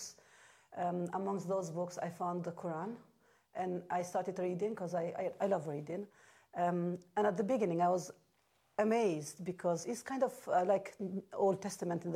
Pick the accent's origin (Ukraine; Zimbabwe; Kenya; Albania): Albania; English is a second language; moved away as an adult; I come from Albania.